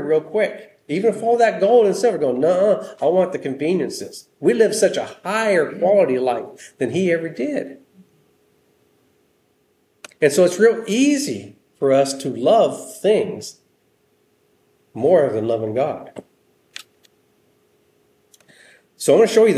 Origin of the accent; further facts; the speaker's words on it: United States; We're American Christians